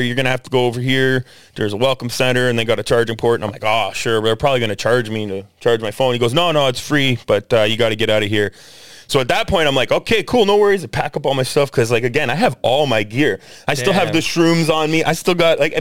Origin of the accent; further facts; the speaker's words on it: Canada; I'm from Canada.